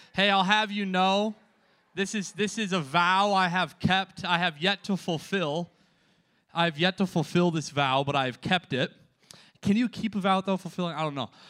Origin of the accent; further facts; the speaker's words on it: Minnesota, United States; I'm from Minnesota